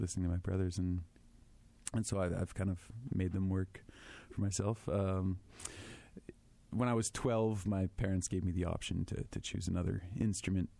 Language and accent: English; Winnipeg, Manitoba, Canada; I'm a French boy, born and raised in Winnipeg